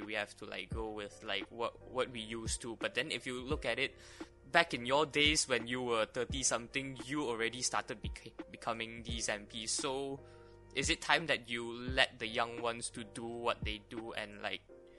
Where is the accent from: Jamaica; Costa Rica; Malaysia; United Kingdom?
Malaysia; I am proud to be a Malaysian.